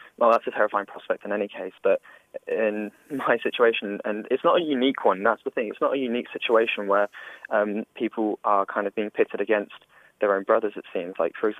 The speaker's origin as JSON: {"language": "English", "country": "United Kingdom", "tie": "born or raised there", "lives_now": "Edinburgh, United Kingdom", "said": "I've grew up in Britain"}